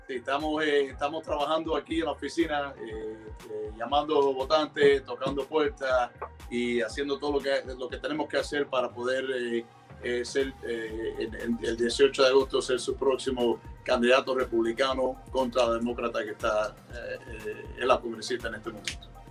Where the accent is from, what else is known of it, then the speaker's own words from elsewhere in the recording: Miami, Florida, United States; yo nací aquí en los Estados Unidos. Mis padres son cubanos, vinieron hace 58 años, pero la verdad es que por gracias a mis abuelos, eh, yo aprendí el español eh, temprano